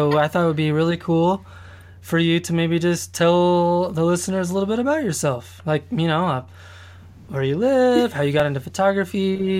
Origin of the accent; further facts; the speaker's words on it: Colorado Springs, Colorado, United States; moved away; also born or lived in Portland, Oregon; I grew up in Colorado Springs, which is a pretty populated place, but, you know, where it's really close to mountains and stuff like that, but it's really wide open, you know, it's really spread out